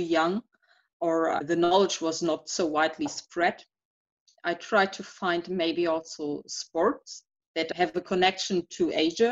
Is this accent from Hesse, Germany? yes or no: no; Duisburg, North Rhine-Westphalia, Germany; English is a second language; also born or lived in Essen; I was born in Duisburg. It's in the western part of Germany, and I grew up in this area.